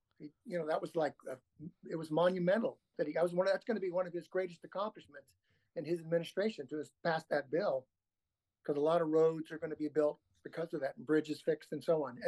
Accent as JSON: {"language": "English", "country": "United States"}